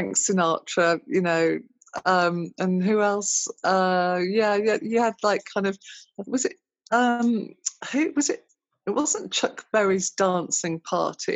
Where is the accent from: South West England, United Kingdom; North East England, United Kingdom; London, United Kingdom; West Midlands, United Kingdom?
West Midlands, United Kingdom; Birmingham; living in Birmingham as well, growing up in Birmingham